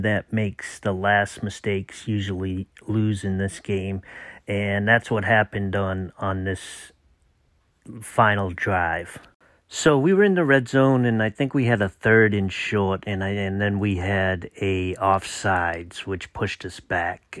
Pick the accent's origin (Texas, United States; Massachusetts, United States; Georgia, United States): Massachusetts, United States; moved away; I'm from Massachusetts